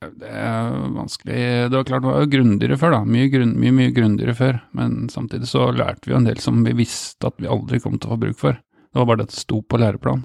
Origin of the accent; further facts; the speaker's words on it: Steinberg, Buskerud, Norway; also born or lived in Drammen; jeg vokste opp på Steinberg, stasjons, et lite stasjonssted mellom Hokksund og Mjøndalen.